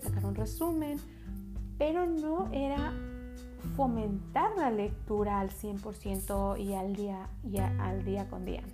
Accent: Mexico; now in United States; yo vengo de México

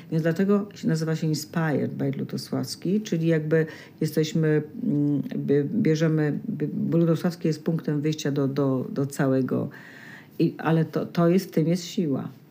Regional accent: Poland; moved away as an adult; Ja z Polski

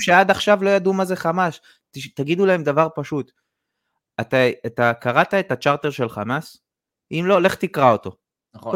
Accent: Israel; זה המקום ש, שנולדתי, שחייתי פה

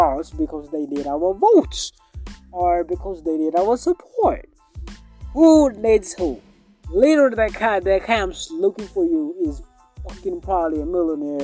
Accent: Kenya; I'm from Kenya, by the way. And Kenya is in East Africa

